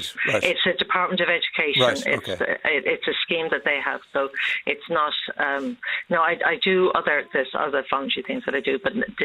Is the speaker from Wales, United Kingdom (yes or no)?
no; Fulham, London, United Kingdom; now in Ireland; I was born here in Ireland, but I grew up in Fulham in London, you know. And you do feel like the weirdo when you come back.